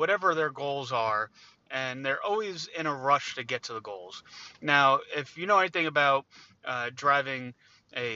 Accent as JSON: {"language": "English", "region": "New Jersey", "country": "United States", "said": "I'm from New Jersey"}